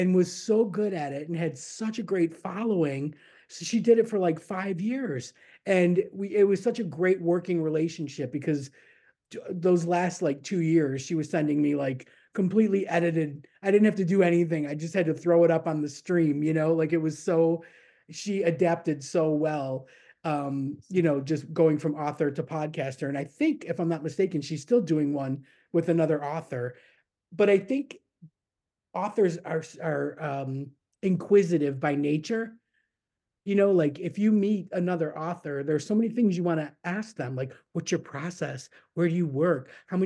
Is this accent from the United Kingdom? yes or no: no; Niagara Falls, New York, United States; moved away as an adult; also born or lived in Florida; I grew up in Niagara Falls, but on the New York side